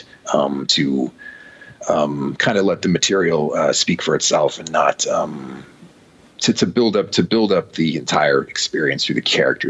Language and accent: English; San Francisco, California, United States; moved away as an adult; now in Los Angeles, United States; I moved to Los Angeles from San Francisco, my hometown